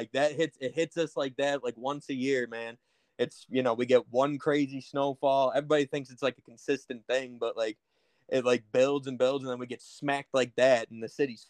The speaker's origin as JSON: {"language": "English", "town": "Buffalo", "region": "New York", "country": "United States", "said": "I'm out with the suburbs of Buffalo, New York. So 716"}